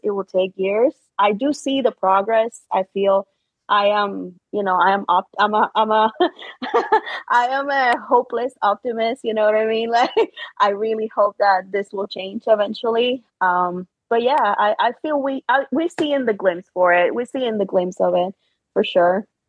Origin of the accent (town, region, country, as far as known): Puerto Rico; born or raised there; English is a second language; moved away as an adult; also born or lived in Chicago